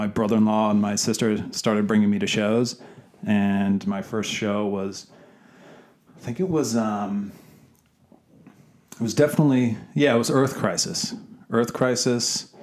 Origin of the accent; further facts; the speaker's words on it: Minnesota, United States; moved away as an adult; now in Australia; I'm from Minnesota